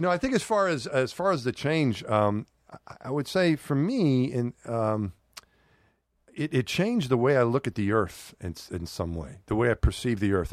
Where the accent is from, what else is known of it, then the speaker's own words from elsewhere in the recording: New York City, New York, United States; when I was growing up in New York